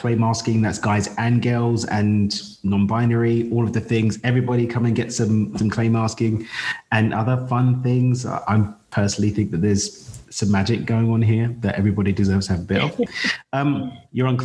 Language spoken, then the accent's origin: English; United Kingdom; I'm British with Zimbabwean heritage.